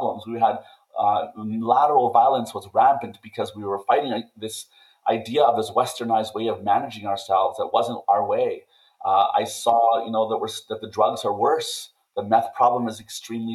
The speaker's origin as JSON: {"language": "English", "town": "Calling Lake", "region": "Alberta", "country": "Canada", "tie": "born or raised there", "said": "I'm going to give back to my hometown."}